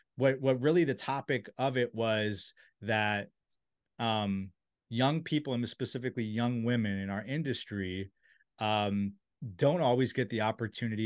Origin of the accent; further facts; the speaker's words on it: Silver Spring, Maryland, United States; I'm from Silver Spring. I grew up next to there